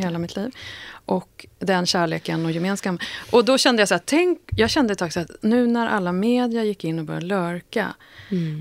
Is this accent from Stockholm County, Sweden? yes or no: yes; Sollentuna, Stockholm County, Sweden; växte upp väldigt nära Malmvägen och Sollentuna